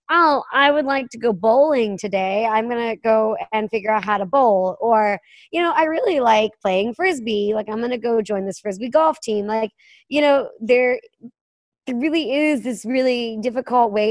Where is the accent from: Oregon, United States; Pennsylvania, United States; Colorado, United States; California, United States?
Pennsylvania, United States; I was from Western Pennsylvania, so like in theory, I should have been around it.